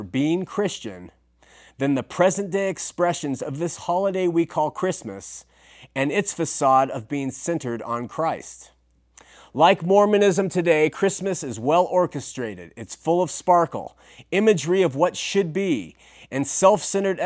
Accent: Southern California, United States; in my hometown in Southern California, my wife went to her LDS sacrament meeting

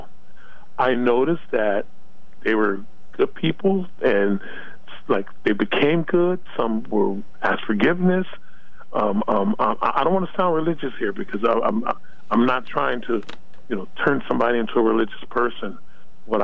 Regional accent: Los Angeles, California, United States; I was born and raised in Los Angeles.

